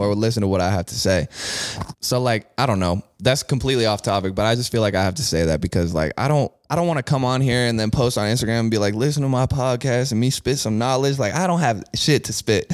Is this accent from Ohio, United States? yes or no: yes; Bexley, Ohio, United States; growing up in Bexley